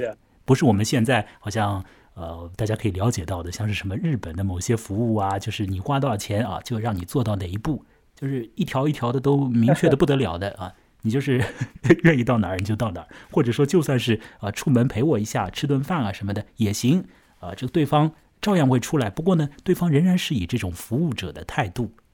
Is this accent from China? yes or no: yes; an island within Shanghai, China; 我的老家嘛，也在水边嘛，我现在就在岛上嘛